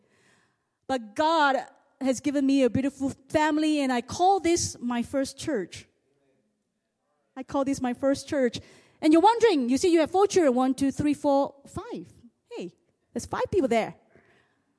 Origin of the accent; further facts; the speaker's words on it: Singapore; I'm also the hillbilly from Singapore. I was a nobody. I came from a poor family.